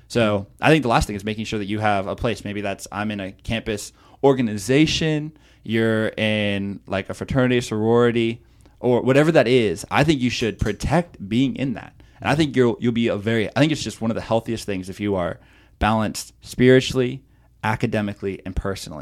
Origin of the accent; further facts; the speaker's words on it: Okeechobee, Florida, United States; moved away as an adult; also born or lived in Chicago; I grew up in Okeechobee, Florida